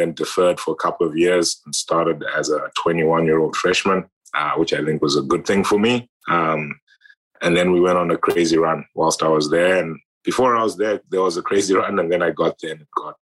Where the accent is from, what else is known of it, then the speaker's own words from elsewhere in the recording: Harare, Zimbabwe; moved away; I grew up in Zimbabwe, in Harare, Zimbabwe, the capital city.